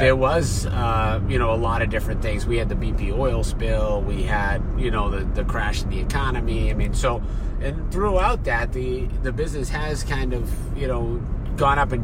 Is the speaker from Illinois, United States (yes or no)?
no; Boston, Massachusetts, United States; I'm from Boston